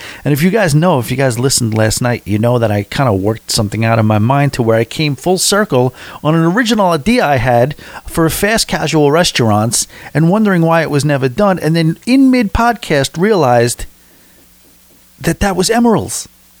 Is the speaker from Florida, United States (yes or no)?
yes; Florida, United States; But either way, we are from South Florida, sunny South Florida.